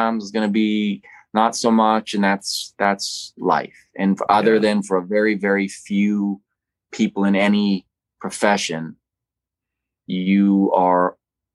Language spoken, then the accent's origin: English; Winnipeg, Manitoba, Canada; I grew up in Winnipeg, Manitoba, watching movies.